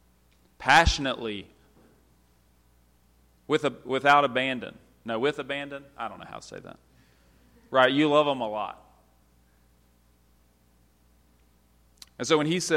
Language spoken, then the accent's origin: English; United States; As an American